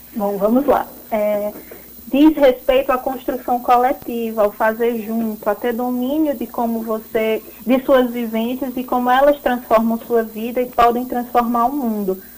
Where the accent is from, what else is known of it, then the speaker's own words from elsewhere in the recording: Pernambuco, Brazil; moved away; also born or lived in Campina Grande; Eu sou pernambucana